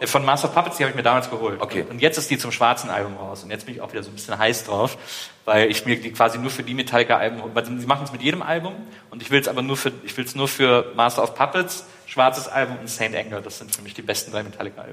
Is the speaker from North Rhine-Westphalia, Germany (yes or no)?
yes; Wesseling, North Rhine-Westphalia, Germany; ich bin ja da im Kölner Raum aufgewachsen